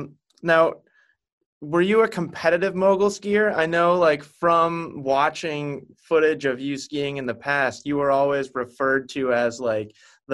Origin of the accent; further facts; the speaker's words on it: Maine, United States; growing up in Maine is pretty much the opposite spot to Seattle